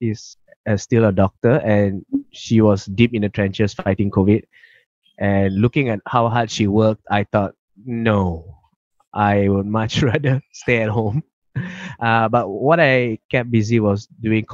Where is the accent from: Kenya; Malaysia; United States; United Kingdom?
Malaysia; now in Melbourne, Australia; we are very passionate about our Malaysian cuisine